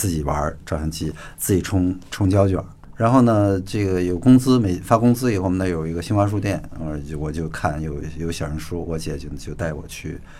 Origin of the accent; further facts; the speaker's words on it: Northwest China, China; born there; 然后我也是在西北出生的，